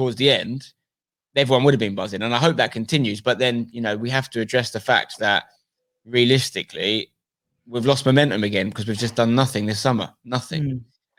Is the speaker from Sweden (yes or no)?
no; Brentwood, East of England, United Kingdom; I mean, I'm from Essex, you know, I grew up in Brentwood. My dad's from Grays, very West Ham sort of area.